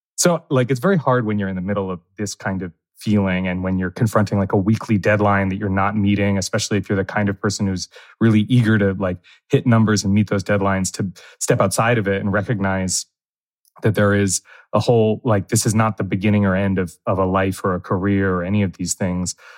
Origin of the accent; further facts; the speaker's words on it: New Jersey, United States; now in New York, United States; I grew up in New Jersey